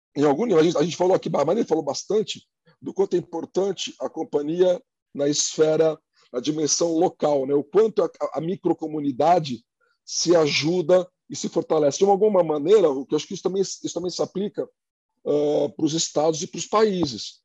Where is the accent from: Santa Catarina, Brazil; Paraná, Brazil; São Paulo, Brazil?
São Paulo, Brazil; Santos; now in São Paulo, Brazil; eu sou de Santos, cidade uhum. no, no, litoral de São Paulo